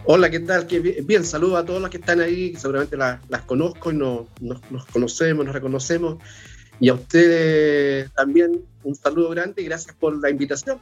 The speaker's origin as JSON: {"language": "Spanish", "town": "Temuco", "region": "Araucanía", "country": "Chile", "tie": "born or raised there", "moved": "yes", "lives_now": "Santiago, Chile", "said": "Una escuela muy chica allá en Temuco, que es mi ciudad natal"}